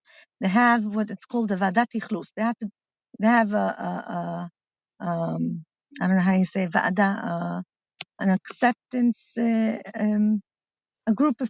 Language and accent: English; Milan, Lombardy, Italy; English is a second language; now in Israel; Uh-huh. My parents are shlichas in Milan. And I grew up in Shlichus